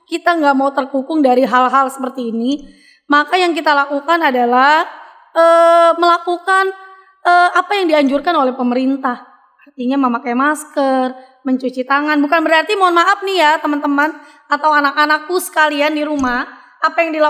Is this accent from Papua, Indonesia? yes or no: yes; Papua, Indonesia; tapi kita orang orang Papua yang sama-sama katanya Indonesia tapi bahasa kita tuh yang diambil dikit.